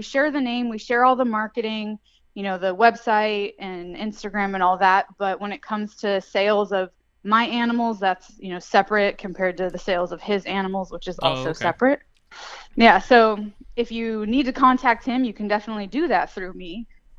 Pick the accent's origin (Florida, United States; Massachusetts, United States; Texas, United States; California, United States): California, United States; now in Tennessee, United States; I'm from California, and we don't have those in California, nor do we have them in Tennessee.